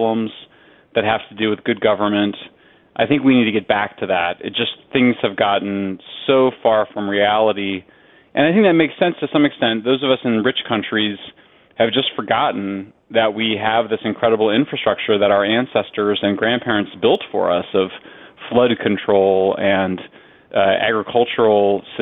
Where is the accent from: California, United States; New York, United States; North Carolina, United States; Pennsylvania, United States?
California, United States; my home state of California